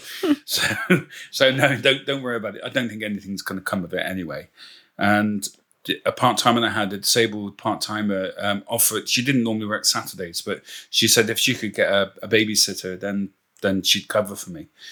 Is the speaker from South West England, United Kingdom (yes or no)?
yes; Bristol, South West England, United Kingdom; moved away as an adult; now in Port Talbot, United Kingdom; my accent isn't Welsh, of course. I'm originally from Bristol